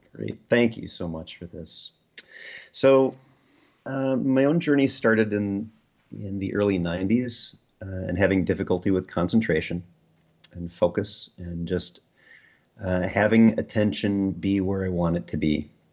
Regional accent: Midwest, United States; Midwest Americans

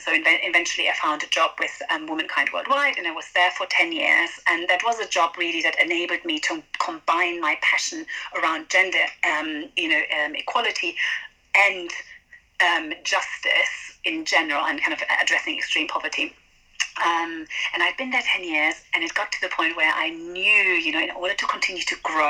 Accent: Venezuela; moved away as an adult; now in United Kingdom; So I grew up in Venezuela, and then I came to the UK to study.

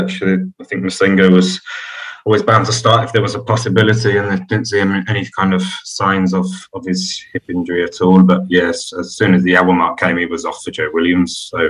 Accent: Birmingham, West Midlands, United Kingdom; I'm originally from Birmingham

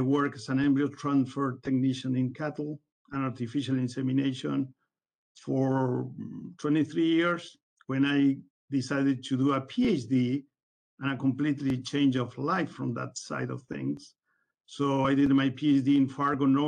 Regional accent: Uruguay; moved away as an adult; now in Pembroke, United States; I'm originally from Uruguay

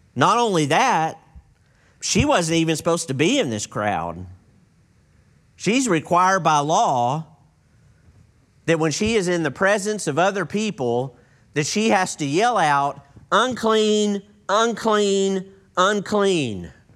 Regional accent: East Texas, United States; I grew up in East Texas

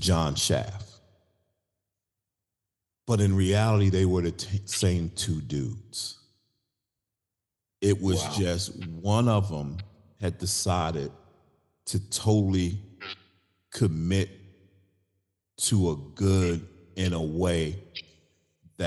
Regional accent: New York City, New York, United States; as a young boy growing up in Brooklyn, New York

